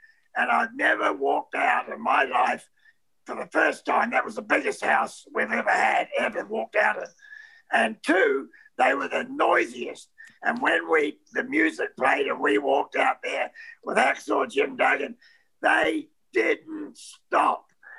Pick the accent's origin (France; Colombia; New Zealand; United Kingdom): New Zealand; I'm a Kiwi.